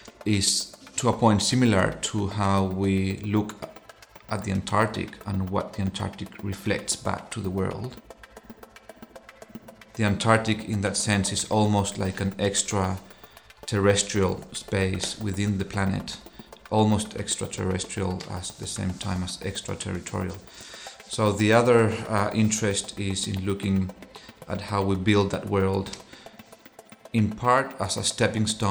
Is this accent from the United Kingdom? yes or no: no; Chile; moved away; also born or lived in Buenos Aires, Argentina; I'm originally from Chile, but I spent my first 10 years in Buenos Aires